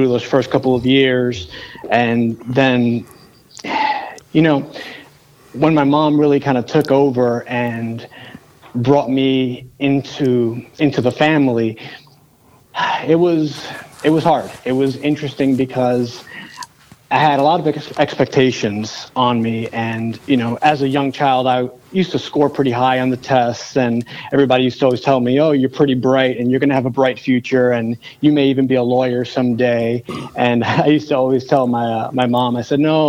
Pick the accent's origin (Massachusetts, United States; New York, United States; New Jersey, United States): New York, United States; New York City; growing up in the South Bronx